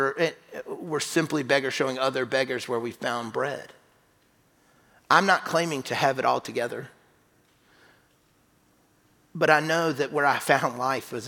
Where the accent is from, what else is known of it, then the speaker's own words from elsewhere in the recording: South Carolina, United States; I grew up in South Carolina